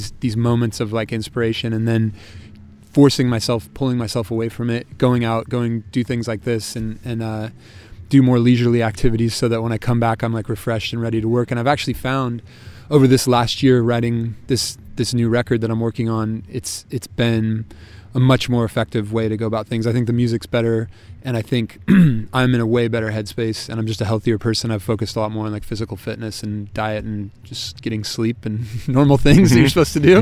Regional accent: Sacramento, California, United States; now in San Francisco, United States; I grew up in Sacramento

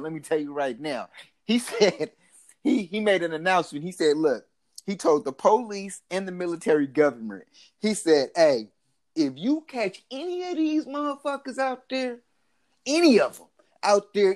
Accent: Oakland, California, United States; I'm from Oakland

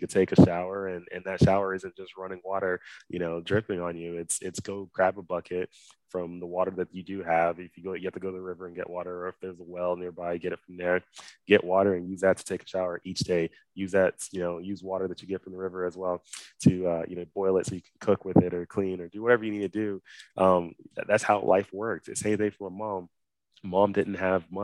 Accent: Dallas, Texas, United States; moved away; growing up in Dallas, Texas, originally where I'm from

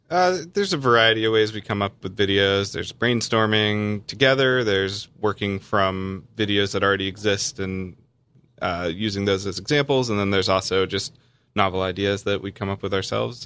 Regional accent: North Carolina, United States; I grew up in North Carolina where it's a pretty Christian place

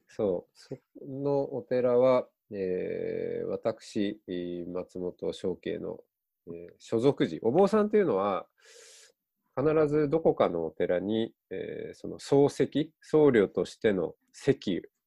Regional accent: Otaru, Hokkaido, Japan; moved away; 僕は北海道に生まれ育って小樽市で

